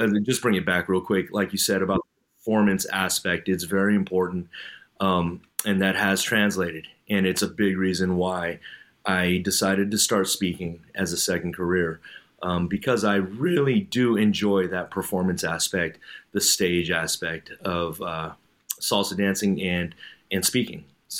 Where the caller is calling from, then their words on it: California, United States; I'm coming in from the Bay Area here in California.